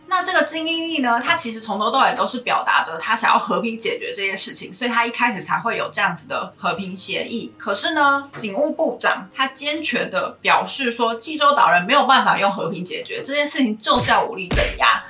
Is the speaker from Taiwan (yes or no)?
yes; Taiwan; 身为台湾人在学二八的时候